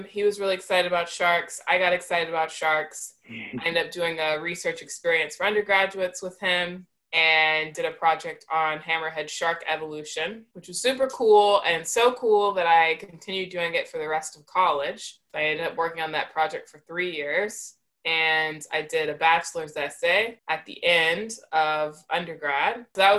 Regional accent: Columbia, South Carolina, United States; that's where I went to high school and did the years of my childhood that matter most. And yeah, so I'm from Columbia, South Carolina.

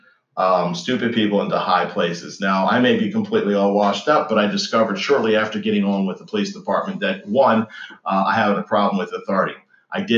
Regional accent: Maryland, United States; Was born and raised in Maryland.

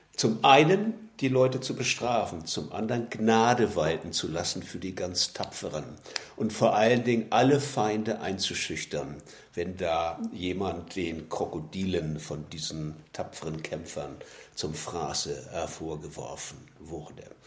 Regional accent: Kiel, Schleswig-Holstein, Germany; also born or lived in Colombia; now in Munich, Germany; Ich bin gebürtig in Kiel an der Ostsee, habe dort als Schüler das Rudern gelernt

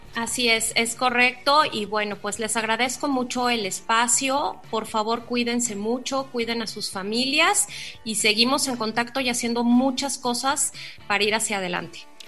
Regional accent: Mexico; como mexicanos

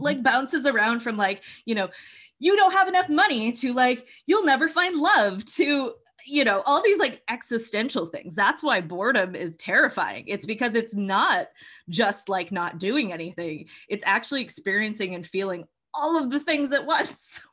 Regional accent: Massachusetts, United States; I'm from the Northeast. I'm from Massachusetts.

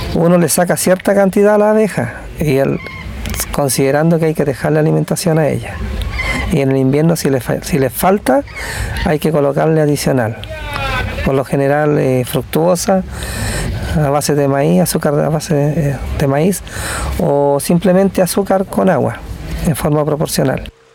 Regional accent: Chañaral Alto, Coquimbo, Chile; soy de Chañaral Alto, una, localidad al interior de Ovalle.

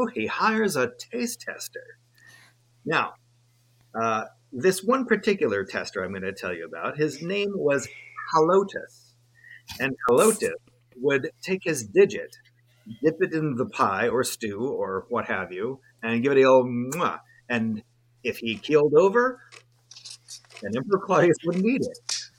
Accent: Maine, United States; I will say, to this day in Maine, if a van drives past you on the street that's like a dry cleaner or like a repairman, there's only seven numbers on the side of that van to this day.

